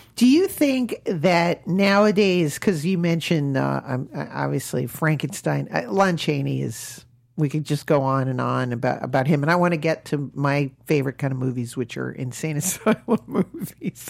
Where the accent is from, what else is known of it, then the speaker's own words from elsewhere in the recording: New England, United States; moved away; I grew up in New England